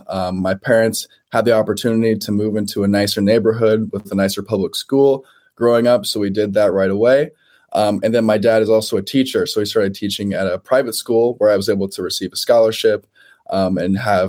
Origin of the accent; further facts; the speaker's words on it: Portland, Oregon, United States; As I mentioned to you earlier before the show started, I'm from Portland, Oregon. Free markets is not exactly something that we champion out here.